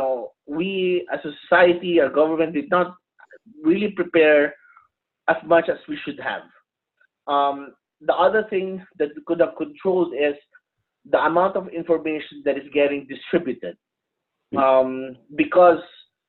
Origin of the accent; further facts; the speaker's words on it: Philippines; now in United States; I'm not originally from the U.S. I'm originally from the Philippines